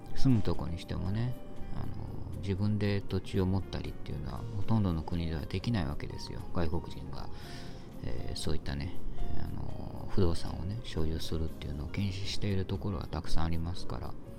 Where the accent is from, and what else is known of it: Japan; moved away